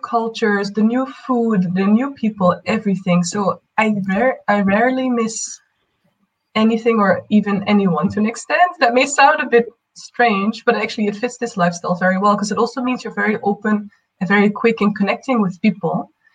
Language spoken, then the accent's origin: English; Netherlands; moved away; also born or lived in East Africa / Asia; from the Netherlands, indeed, but a digital nomad